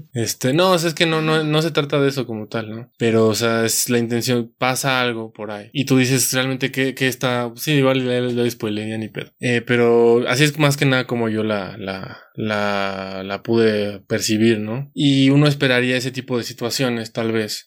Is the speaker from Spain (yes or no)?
no; Mexico; como mexicanos